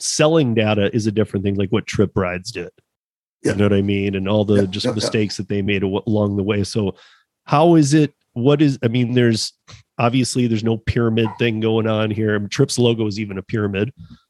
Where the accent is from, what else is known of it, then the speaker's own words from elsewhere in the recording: Michigan, United States; now in Denver, United States; I'm from Michigan, you know, and I live in Denver.